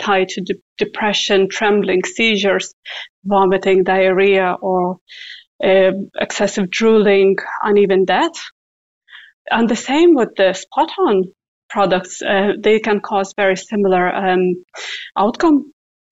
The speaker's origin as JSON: {"language": "English", "country": "Lithuania", "moved": "yes", "said": "Originally, I am from Lithuania, and we have a coast at the Baltic Sea"}